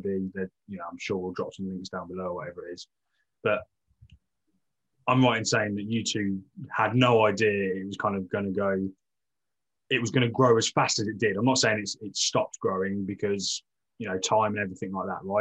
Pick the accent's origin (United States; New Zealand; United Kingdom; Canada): United Kingdom; Northampton, East Midlands; we are like pure Midlands